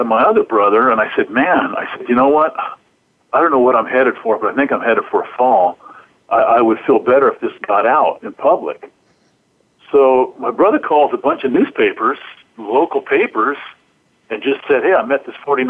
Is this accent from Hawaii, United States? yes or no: no; Stockton, California, United States; I grew up in Stockton, which is only a couple hours from San Francisco.